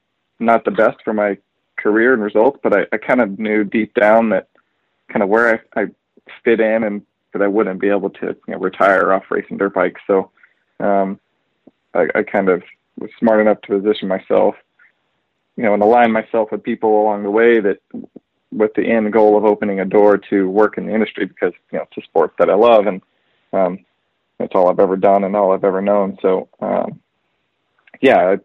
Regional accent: Texas, United States; I was born and raised in Texas

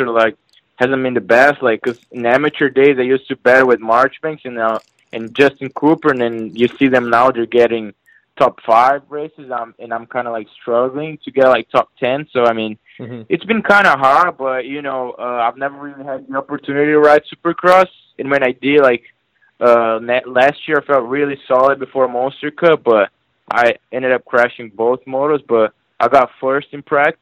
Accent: Brazil; moved away as an adult; also born or lived in California; now in North Carolina, United States; my hometown in Brazil

